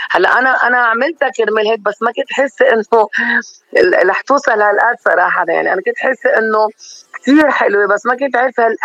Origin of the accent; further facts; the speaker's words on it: Lebanon; ليش انا بهالعمر بدي احمل حالي واجي روح واترك بلدي وشارعي وضيعتي وامي واهلي وناسي